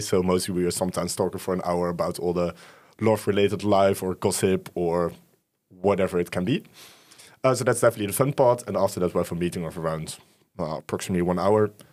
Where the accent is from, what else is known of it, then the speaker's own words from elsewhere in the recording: Utrecht, Netherlands; born and raised in Utrecht